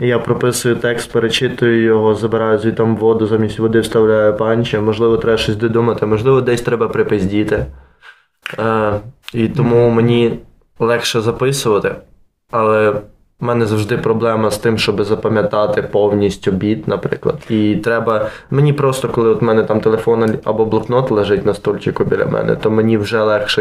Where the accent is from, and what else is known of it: Lviv, Lviv Oblast, Ukraine; born or raised there